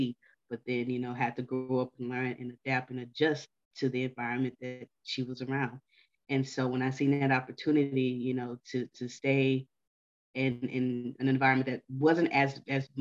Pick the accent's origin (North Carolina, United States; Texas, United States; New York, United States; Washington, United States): Texas, United States; Houston; I'm from Houston